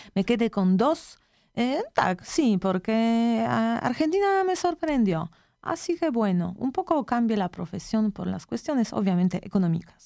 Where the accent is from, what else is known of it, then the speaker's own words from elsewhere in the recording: Poland; Spanish is a second language; moved away; also born or lived in Latin America; yo soy de Polonia